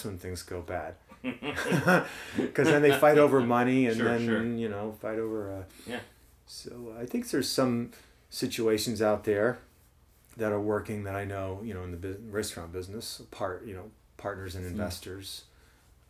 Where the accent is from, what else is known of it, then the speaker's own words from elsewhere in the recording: New Jersey, United States; moved away as an adult; also born or lived in Jefferson City, Missouri; now in St. Louis, United States; Mostly in New Jersey, but I lived in Missouri till eight years old.